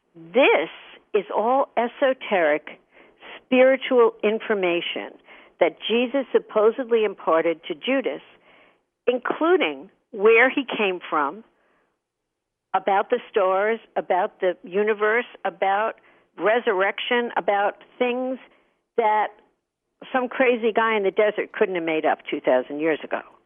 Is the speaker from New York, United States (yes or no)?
yes; Hicksville, New York, United States; I grew up in Hicksville, Long Island